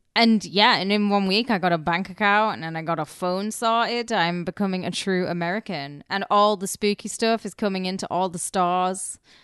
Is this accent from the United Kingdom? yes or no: yes; United Kingdom; now in United States; I'm obviously British.